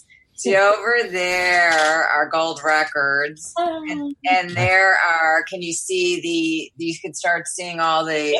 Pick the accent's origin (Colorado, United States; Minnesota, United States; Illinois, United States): Illinois, United States; Chicago; I was always a big music fan growing up in Chicago